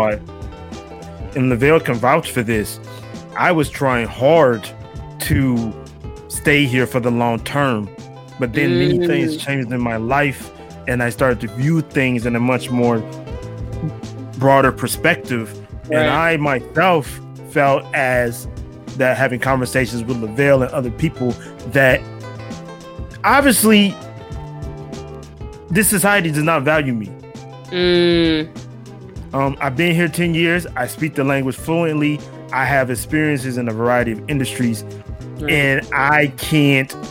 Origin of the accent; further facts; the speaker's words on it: south suburbs of Chicago, Illinois, United States; moved away as an adult; now in Japan; just a guy from the south suburbs of Chicago that came to Japan